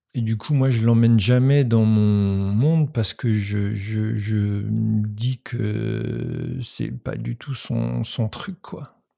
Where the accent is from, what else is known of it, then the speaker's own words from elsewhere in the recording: Paris, Île-de-France, France; also born or lived in countryside (grandparents' home, unnamed); vers 9 euh, ans, mon père m'a pris avec lui à Paris